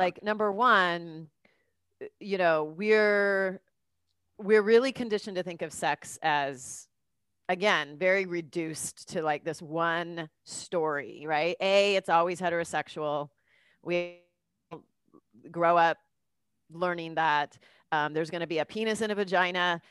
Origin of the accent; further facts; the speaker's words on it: Southern California, United States; moved away as an adult; also born or lived in New York; now in Los Angeles, United States; I'm from Cal, you know, Southern California